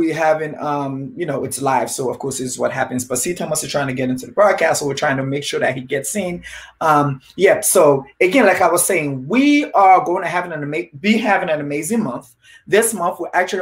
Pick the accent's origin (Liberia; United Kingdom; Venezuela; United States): Liberia; moved away; I'm originally from Liberia, Africa, West Africa.